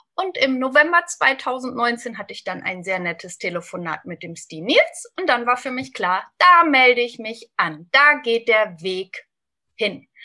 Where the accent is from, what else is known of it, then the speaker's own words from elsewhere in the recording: Lippe, North Rhine-Westphalia, Germany; 45 Jahre jung, aus dem wunderschönen Lipperland im Westen Deutschlands